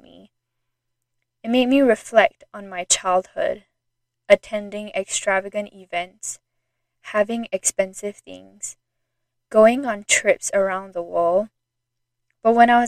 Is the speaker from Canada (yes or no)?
no; Singapore; moved away as an adult; also born or lived in Idaho, United States; I was born and raised in Singapore, and when I was 18, I moved to the state of Idaho in the United States to attend university